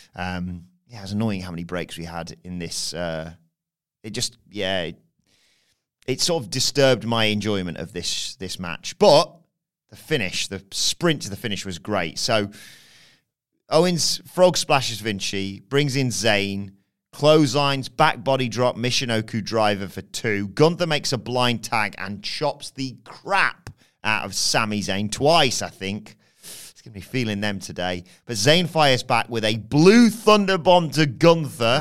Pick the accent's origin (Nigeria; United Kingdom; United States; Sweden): United Kingdom; England; as an English person.